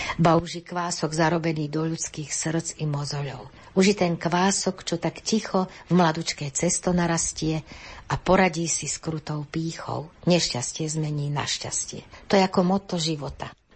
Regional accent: Osuské, Záhorie, Trnava Region, Slovakia; now in Senec, Slovakia; pochádzam z Osenice, a kúsok odtiaľ je hlboké

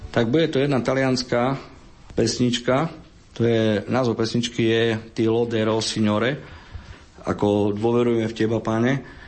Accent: Prešov, Prešov Region, Slovakia; ja som z Prešova, oni sú tu v Bernatovciach, pracujem síce v Košiciach

